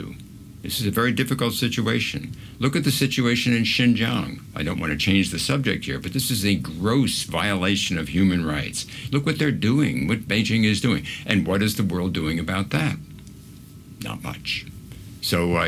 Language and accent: English; United States; as an American